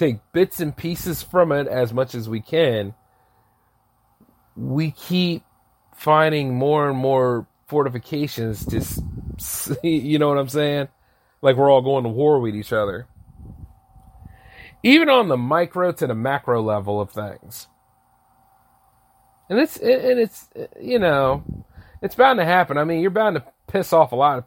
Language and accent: English; United States; I'm an American and I own a business